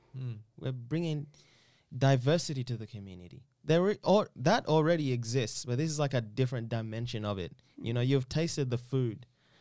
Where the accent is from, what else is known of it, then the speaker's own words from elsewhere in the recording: Eastern Region, Uganda; I'm originally from Uganda.